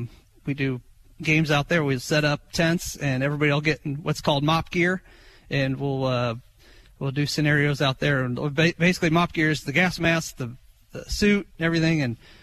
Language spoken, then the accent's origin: English; Springfield, Illinois, United States; being from Springfield